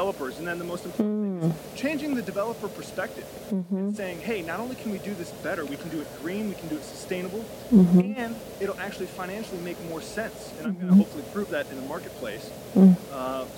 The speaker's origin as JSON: {"language": "English", "country": "United States", "tie": "born or raised there", "said": "I grew up in America in a middle-class family"}